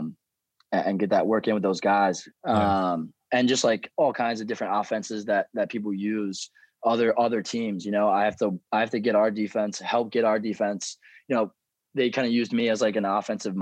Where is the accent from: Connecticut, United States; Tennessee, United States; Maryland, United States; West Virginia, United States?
Maryland, United States; Westminster; at McDaniel, it's a very small school. It was in my hometown